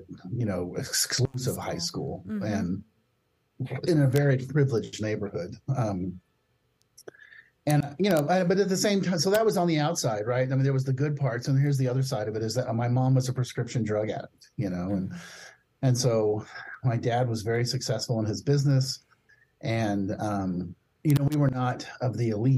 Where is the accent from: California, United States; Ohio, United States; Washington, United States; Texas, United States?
California, United States; Palo Alto; I grew up, I was born in 1964 in Palo Alto, California. And, you know, it was really interesting growing up in Palo Alto